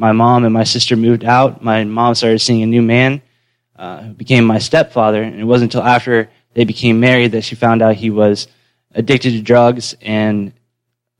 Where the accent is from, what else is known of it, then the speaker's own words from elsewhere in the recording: Western North Carolina, United States; also born or lived in Manatee County, Florida; I was born in Manatee County, but I moved to Western North Carolina when I was 4